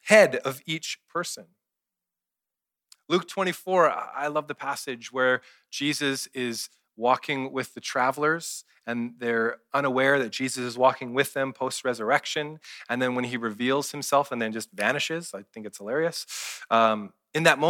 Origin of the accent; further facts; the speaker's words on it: Kelowna, British Columbia, Canada; I grew up in Kelowna